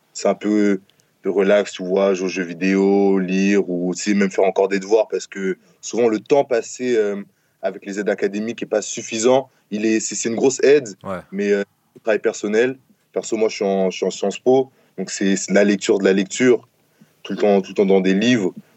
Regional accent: France; moved away as an adult

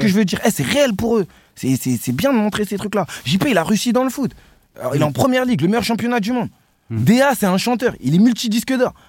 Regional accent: Sevran, Île-de-France, France; on vient de Sevran.

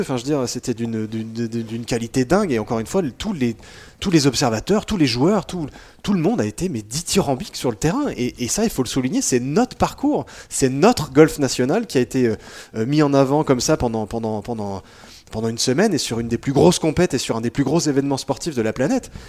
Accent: France; on est français, qu'on est en France

